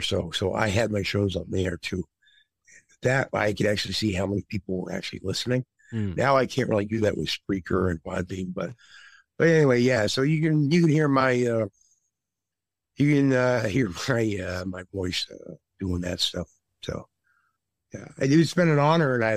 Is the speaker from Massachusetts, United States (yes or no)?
yes; Massachusetts, United States; I'm from Massachusetts, so we're called Mass something sometimes